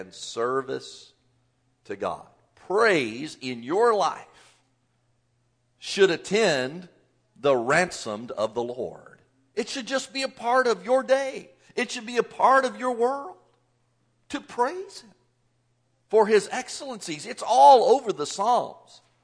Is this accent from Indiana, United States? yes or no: yes; Southern Indiana, United States; I grew up in the Southern Indiana area